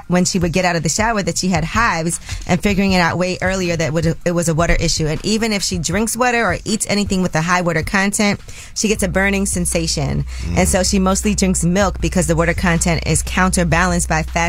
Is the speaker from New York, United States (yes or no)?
yes; New York City, New York, United States; I'm from Brooklyn, too